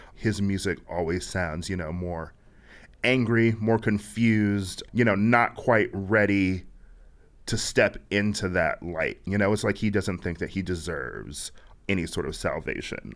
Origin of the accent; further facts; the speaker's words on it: Milwaukee, Wisconsin, United States; moved away as an adult; also born or lived in Chicago; I'm not from Chicago. I'm from Milwaukee